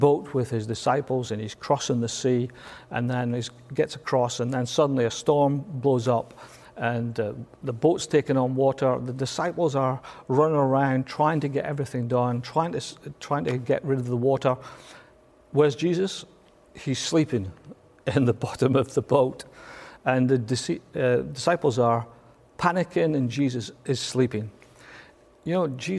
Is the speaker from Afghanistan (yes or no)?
no; Scotland, United Kingdom; I'm Scottish